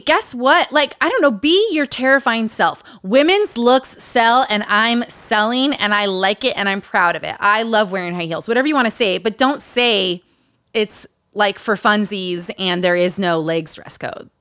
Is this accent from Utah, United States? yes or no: yes; Utah, United States; Growing up in Utah